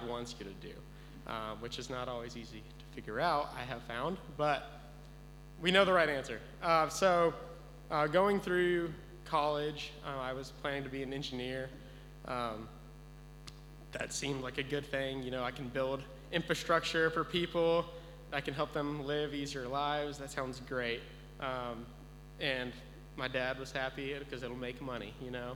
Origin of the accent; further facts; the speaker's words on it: Texas, United States; moved away as an adult; I grew up in Texas my whole life, never even left the state